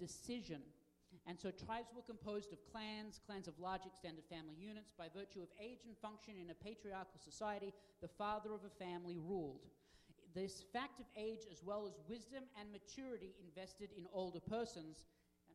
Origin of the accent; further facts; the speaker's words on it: Australia; now in United States; as an Australian and now a United States citizen